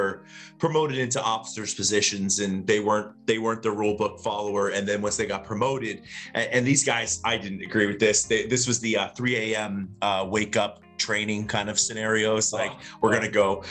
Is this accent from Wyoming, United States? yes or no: no; Florida, United States; I'm born and raised in Florida.